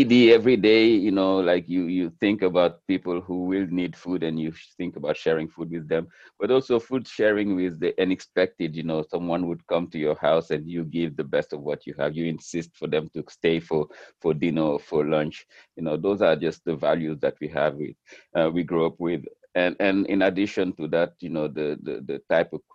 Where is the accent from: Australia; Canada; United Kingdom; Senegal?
Senegal; Dakar; moved away as an adult; also born or lived in Miami; now in New York, United States; I was born in Dakar, and I was a student of in physics and chemistry at Dakar University